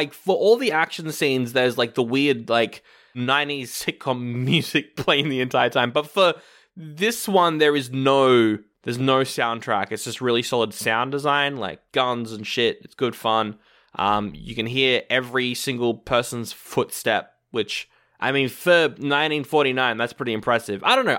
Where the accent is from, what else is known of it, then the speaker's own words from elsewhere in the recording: Australia; I'm from Australia, by the way.